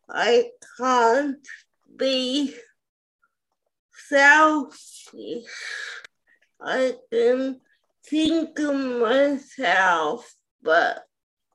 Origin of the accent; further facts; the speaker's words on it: Melbourne, Victoria, Australia; I'm from Melbourne, Australia.